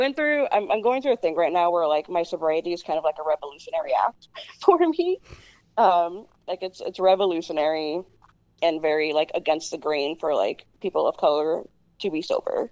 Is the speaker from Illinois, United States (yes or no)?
yes; Chicago, Illinois, United States; I was born in Humboldt Park in Chicago, which is on the northwest side. But it was predominantly, when I was born, predominantly a Puerto Rican neighborhood. And not very cared for by the city